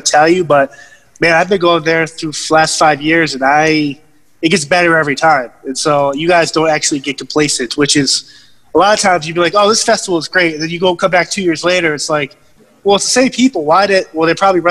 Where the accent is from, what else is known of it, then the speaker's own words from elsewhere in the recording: Massachusetts, United States; I grew up in Massachusetts